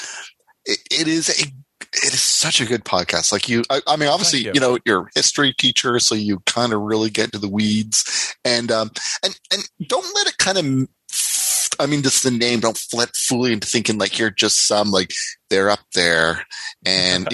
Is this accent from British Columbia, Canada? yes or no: no; Windsor, Ontario, Canada; I grew up in Windsor, Ontario, which is across the border